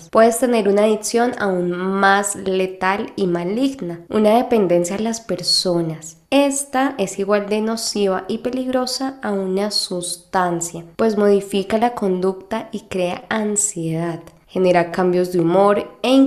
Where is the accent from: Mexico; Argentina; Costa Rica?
Mexico; de México.